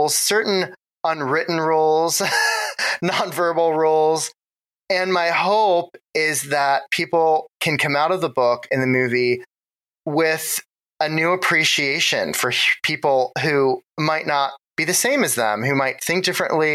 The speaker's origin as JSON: {"language": "English", "region": "Ohio", "country": "United States", "tie": "born or raised there", "also_born_or_lived": "New York", "moved": "as an adult", "lives_now": "Los Angeles, United States", "said": "my Ohio days, I have very fond memories of growing up in Ohio"}